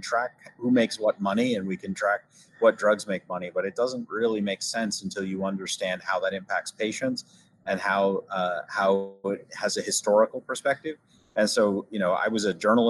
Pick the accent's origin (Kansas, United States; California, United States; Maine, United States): Maine, United States; also born or lived in United Kingdom; done some amateur journalism for a local radio station in my hometown up in Maine